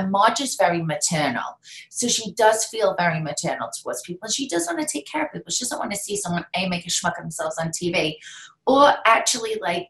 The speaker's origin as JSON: {"language": "English", "region": "England", "country": "United Kingdom", "said": "because believe me, she has seen me drink a lot for many years. I'm English. It's like ingrained in me."}